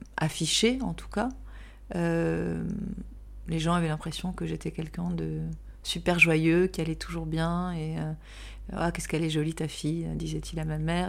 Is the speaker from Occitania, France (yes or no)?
yes; Toulouse, Occitania, France; accent: southwestern; also born or lived in Pyrenees; now in Paris, France; Je viens du sud-ouest. Je viens de Toulouse et puis aussi des Pyrénées.